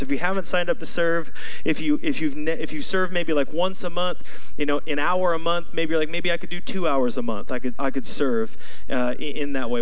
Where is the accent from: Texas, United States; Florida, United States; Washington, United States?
Washington, United States; Seattle; I'm from Seattle.